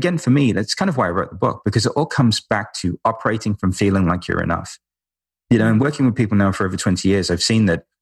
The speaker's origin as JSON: {"language": "English", "region": "London", "country": "United Kingdom", "said": "We're both from London, both lived in, you know, ashrams"}